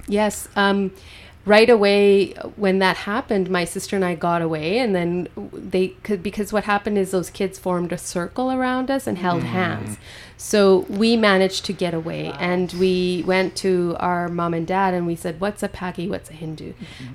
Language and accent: English; Golden, British Columbia, Canada; I was born and raised in Golden